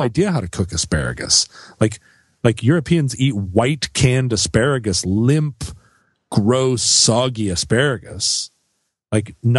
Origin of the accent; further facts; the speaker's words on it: Alaska, United States; I grew up in Alaska.